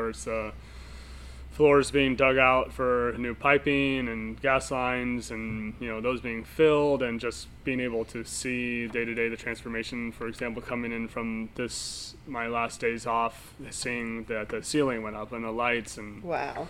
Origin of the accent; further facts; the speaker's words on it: Windsor, California, United States; also born or lived in Washington, D.C.; now in Napa, United States; I'm originally from Sonoma County, so I'm just working here where I grew up. I went to Healdsburg High